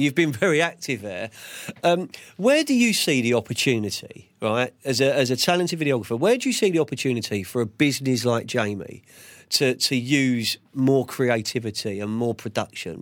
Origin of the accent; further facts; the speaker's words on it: London, United Kingdom; I'm Central London from Fulham